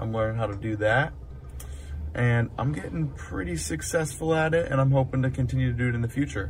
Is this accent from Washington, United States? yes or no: yes; Puyallup, Washington, United States; I'm from the Seattle, Washington area. I'm from a little town called Puyallup. We got a bunch of tribal stuff going on here. And with that, we got a lot of casinos, which I'm actually at right now in the parking lot.